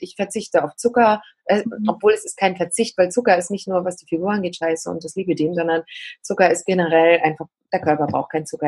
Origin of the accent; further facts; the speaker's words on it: eastern Germany, Germany; bei uns im Osten